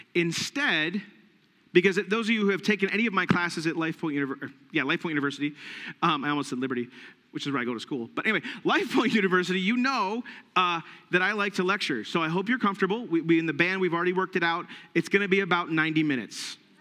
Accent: United States; us, as the American church

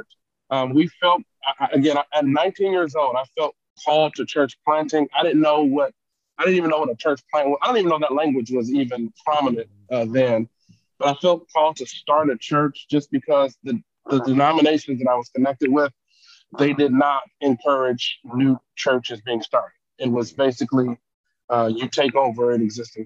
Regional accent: Detroit, Michigan, United States; I grew up in Detroit, born and raised in the city

